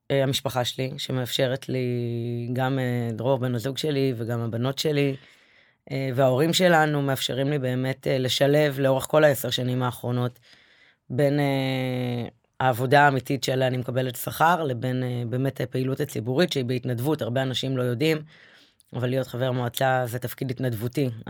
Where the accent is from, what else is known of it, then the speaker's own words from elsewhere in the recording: Bat Yam, Tel Aviv District, Israel; וגם גדלתי בעיר כל החיים.